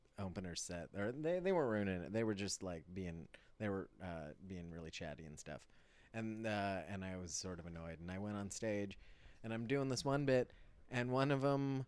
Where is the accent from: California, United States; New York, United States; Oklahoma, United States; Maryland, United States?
California, United States; Bay Area; I'm from the Bay Area